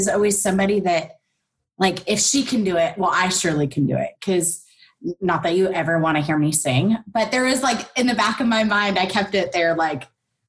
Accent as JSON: {"language": "English", "region": "Nevada", "country": "United States", "tie": "born or raised there", "said": "So I grew up in Nevada. It's not too far from you, and was always the more rural out of the two of us."}